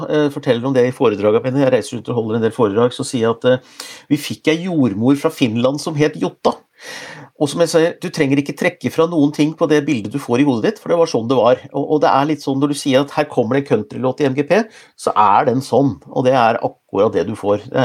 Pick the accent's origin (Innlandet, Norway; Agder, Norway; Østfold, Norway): Innlandet, Norway; Gjøvik; now in Oslo, Norway; jeg, jeg, jeg, taler jo litt bokmål. Jeg har bodd i Oslo siden jeg er 87, men egentlig så kommer jeg fra Hunndalen, et sted utafor Gjøvik